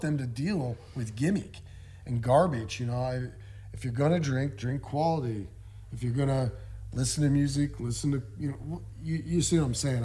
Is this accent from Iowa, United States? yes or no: yes; Des Moines, Iowa, United States; born or raised there